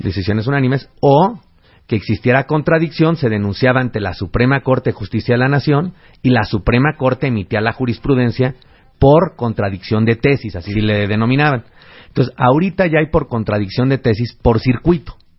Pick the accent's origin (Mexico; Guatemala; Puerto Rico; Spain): Mexico